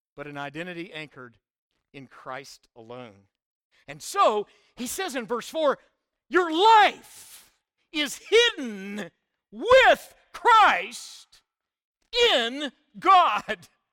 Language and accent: English; Oklahoma, United States; I was born in Oklahoma. I'll always be an Okie in my D N